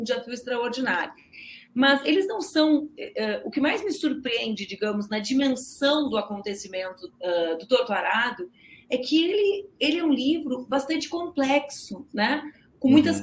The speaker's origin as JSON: {"language": "Portuguese", "region": "South Region", "country": "Brazil", "said": "Eu sou do sul do Brasil, né? Então eu, uhum. eu, eu morei no interior muitos anos da minha vida"}